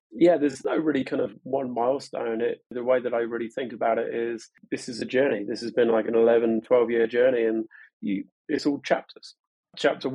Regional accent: London, United Kingdom; moved away as an adult; now in Portland, United States; I'm originally from London.

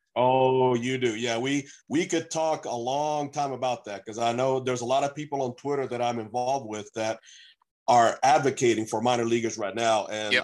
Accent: Beaumont, Texas, United States; also born or lived in Puerto Rico; from Puerto Rico, but I grew up in Texas, in uh, actually in Beaumont, Texas

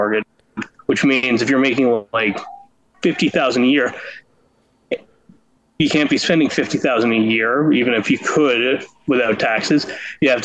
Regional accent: Canada; I'm Canadian

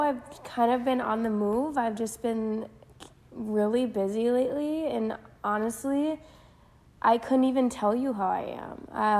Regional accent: Prior Lake, Minnesota, United States; I am from Prior Lake, which is about 30 minutes out of Minneapolis, south of Minneapolis.

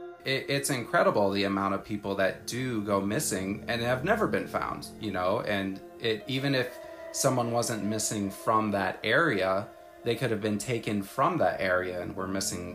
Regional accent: United States; I grew up near South Dakota, Nebraska, Wyoming, so like I'm used to Native American culture and like going to powwows and stuff like that.

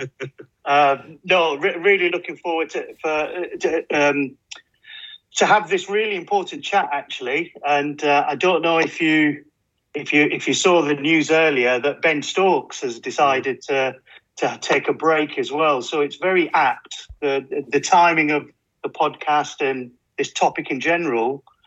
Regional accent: Burnley, North West England, United Kingdom; moved away; I'm from Burnley originally, so it's always winter.

